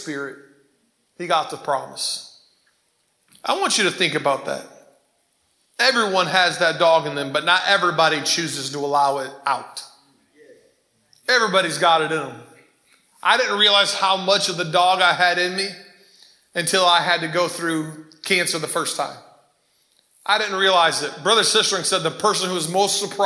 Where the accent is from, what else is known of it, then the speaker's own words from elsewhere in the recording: Ypsilanti, Michigan, United States; grew up in Ypsilanti in Prospect Park.